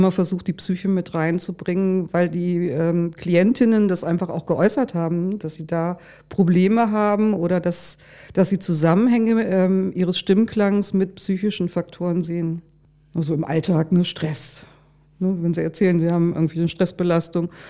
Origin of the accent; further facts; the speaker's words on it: Lower Saxony, Germany; born there; Ja, und dann bin ich nach Hildesheim gefahren und ich komme ja hier aus der Gegend. Also für, für mich war das auch sehr vertraut.